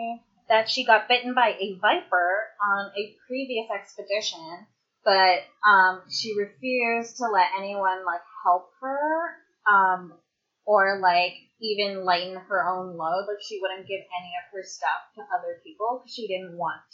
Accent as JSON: {"language": "English", "country": "Canada", "said": "I'm Canadian, where our second"}